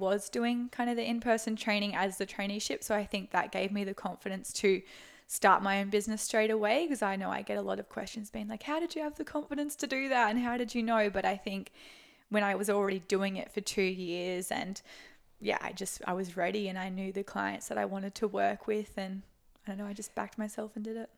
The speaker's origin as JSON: {"language": "English", "area": "Sunshine Coast", "region": "Queensland", "country": "Australia", "said": "I'm from the Sunshine Coast"}